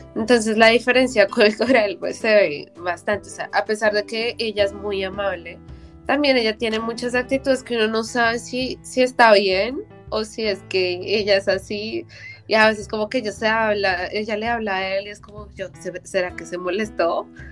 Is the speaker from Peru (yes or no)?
no; Colombia; moved away as an adult; mi primera vez que salí, o sea, de Colombia de verdad